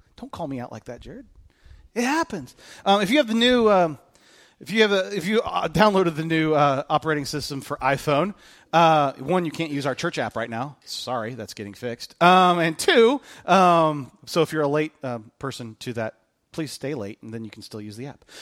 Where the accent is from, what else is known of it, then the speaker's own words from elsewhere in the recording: United States; I'm an American